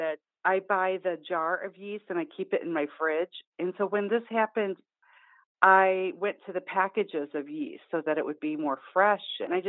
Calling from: Oak Park, Illinois, United States; I'm in Oak Park, Illinois.

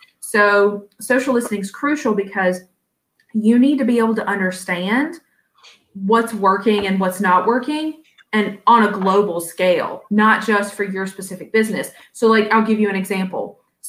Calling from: Virginia, United States; You release it an hour after, and I'm speaking from Virginia.

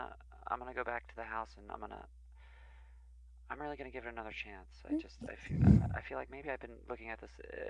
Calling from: Cherry Valley, New York, United States; And I'm calling from Cherry Valley in upstate New York.

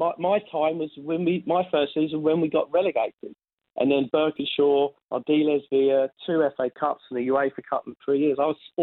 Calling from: Sydney, New South Wales, Australia; Sydney, Australia.

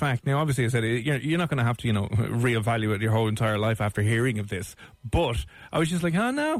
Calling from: Dublin, Leinster, Ireland; I'm calling from Dublin over here in Ireland.

